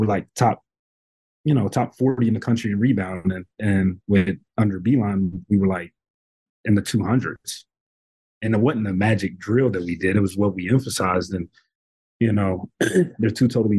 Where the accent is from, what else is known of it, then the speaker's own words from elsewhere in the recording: Radford, Virginia, United States; this is my hometown. So, you know, growing up here, being in a community